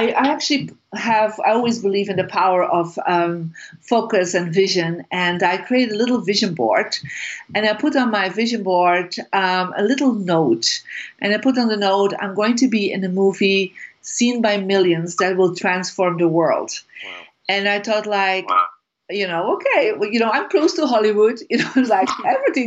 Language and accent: English; Bruges, Flanders, Belgium; I'm from Belgium, originally from Bruges, a beautiful little city. And so I grew up there